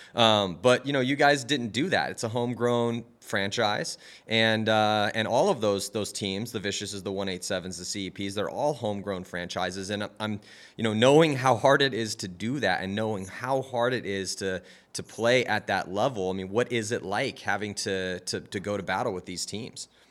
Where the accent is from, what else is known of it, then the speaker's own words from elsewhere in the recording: California, United States; I was from California